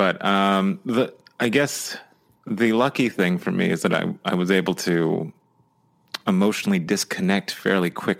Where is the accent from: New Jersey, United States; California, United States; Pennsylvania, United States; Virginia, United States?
California, United States; now in Oregon, United States; when we first moved down to California, the 94 earthquake happened and I was about 10